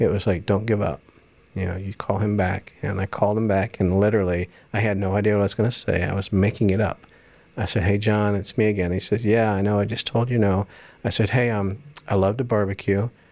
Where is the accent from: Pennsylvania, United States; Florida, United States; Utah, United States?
Florida, United States; Jacksonville; also born or lived in Dallas; I grew up in Jacksonville